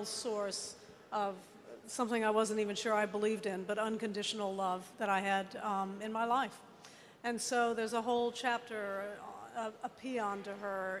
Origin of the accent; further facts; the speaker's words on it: Virginia, United States; I come from Virginia